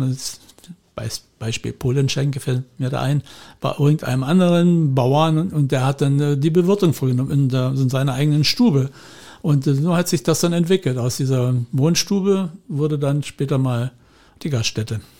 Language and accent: German; Upper Lusatia, Saxony, Germany; now in Spreewald, Germany; da, wo ich aufgewachsen bin, in der Oberlausitz